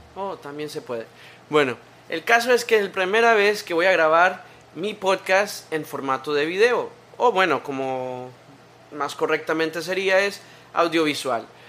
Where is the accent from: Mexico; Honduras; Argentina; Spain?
Honduras; Tegucigalpa, Francisco Morazán; nací en Tegucigalpa